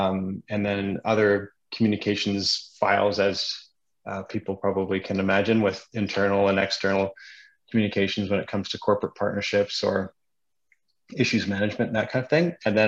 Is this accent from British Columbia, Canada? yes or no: yes; Victoria, British Columbia, Canada; moved away as an adult; also born or lived in Calgary; now in Vancouver, Canada; I was originally born and raised in Victoria, and lived in Vancouver for a few years